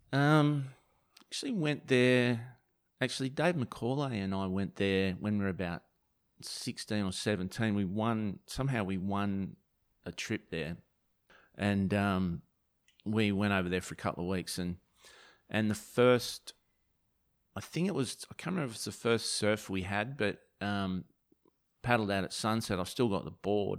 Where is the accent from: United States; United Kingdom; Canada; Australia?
Australia; Margaret River, Western Australia; I'm from, you know, like Margaret River